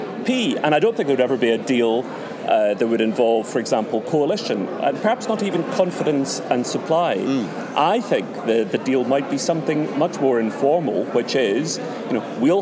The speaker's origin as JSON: {"language": "English", "region": "Scotland", "country": "United Kingdom", "said": "we want to be both Scottish and also European"}